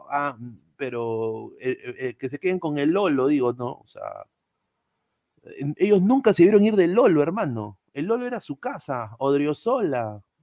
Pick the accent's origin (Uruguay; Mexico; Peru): Peru; somos los peruanos